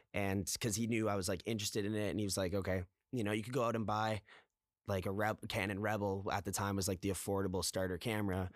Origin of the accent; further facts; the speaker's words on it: Toronto, Ontario, Canada; also born or lived in Guelph; I'm actually from Toronto, born and raised here, uh, in the West End